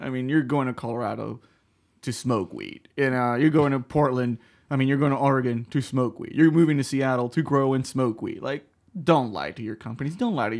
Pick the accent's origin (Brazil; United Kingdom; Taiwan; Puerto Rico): Puerto Rico; But I'm from Puerto Rico, so it's fully different.